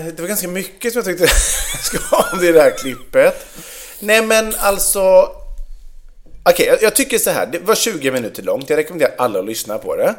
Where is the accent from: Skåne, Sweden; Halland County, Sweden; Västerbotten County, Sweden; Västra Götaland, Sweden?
Västra Götaland, Sweden; Vegby; Vegby, där jag är uppvuxen